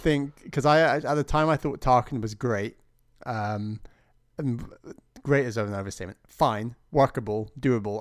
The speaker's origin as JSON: {"language": "English", "country": "United Kingdom", "said": "as a Brit"}